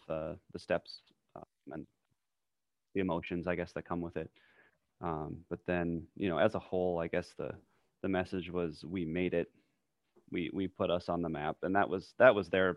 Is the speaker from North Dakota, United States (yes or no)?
yes; Fargo, North Dakota, United States; I grew up in Fargo, so I went to Fargo South High